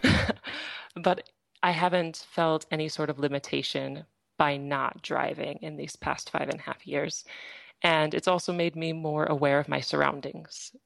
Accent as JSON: {"language": "English", "region": "Iowa", "country": "United States", "also_born_or_lived": "Minnesota", "moved": "as an adult", "lives_now": "Ostrava, Czech Republic", "said": "I am from Iowa, and then I studied in Minnesota and almost immediately I came to the Czech Republic."}